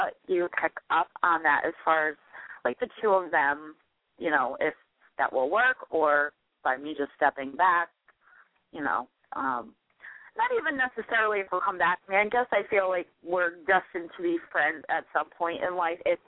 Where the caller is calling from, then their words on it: New Hampshire, United States; I'm calling you from New Hampshire tonight.